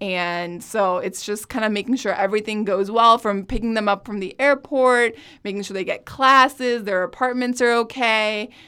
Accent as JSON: {"language": "English", "town": "New Delhi", "region": "Delhi", "country": "India", "tie": "born or raised there", "moved": "yes", "lives_now": "United States", "said": "I was born and raised in New Delhi, India, and pretty much went to school in Edwardsville, have family in St. Louis"}